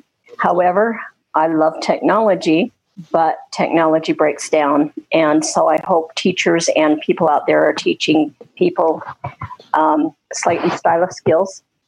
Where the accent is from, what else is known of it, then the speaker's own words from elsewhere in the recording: Utah, United States; from Utah. I'm a teacher for the blind